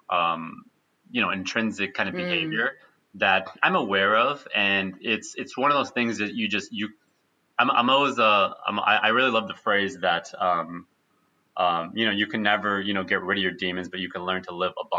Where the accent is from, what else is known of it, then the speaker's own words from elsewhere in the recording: United States; I was born in the U.S.